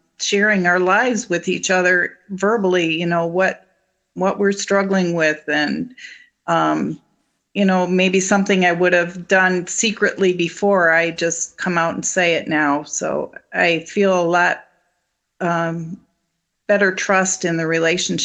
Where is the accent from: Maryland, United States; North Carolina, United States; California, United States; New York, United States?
New York, United States; Ransomville; I'm from Ransomville, New York, which is a little bit north of Niagara Falls. And we got married in the church that I grew up in.